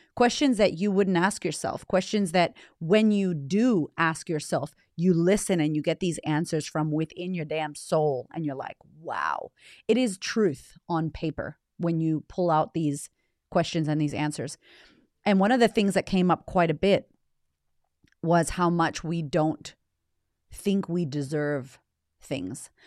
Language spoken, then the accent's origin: English; United States; moved away as an adult; now in Australia; I'm American by nature, by, uh, D N A, born in America